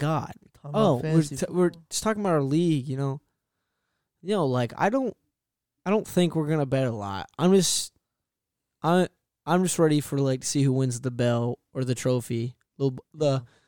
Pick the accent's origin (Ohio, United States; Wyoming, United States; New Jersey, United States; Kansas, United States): Ohio, United States; we're from Ohio